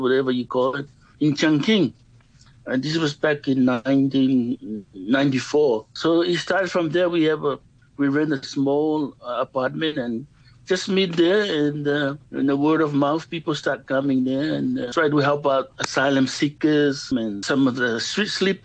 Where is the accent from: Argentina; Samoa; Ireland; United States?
Samoa; moved away as an adult; now in Yuen Long, Hong Kong; We grew up in a village, pretty much all of an island in the Pacific